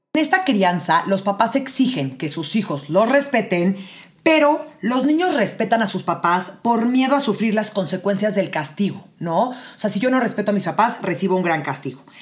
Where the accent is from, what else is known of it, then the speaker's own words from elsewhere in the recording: Mexico City, Mexico; Yo soy de la Ciudad de México